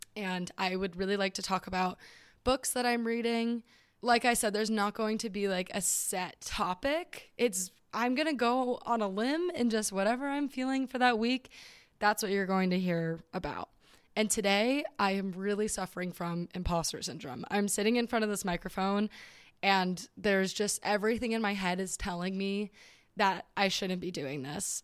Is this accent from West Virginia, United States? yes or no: no; Southern California, United States; I am from Southern California